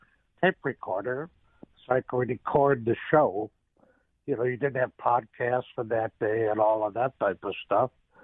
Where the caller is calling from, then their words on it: Missouri, United States; I'm calling you from Missouri.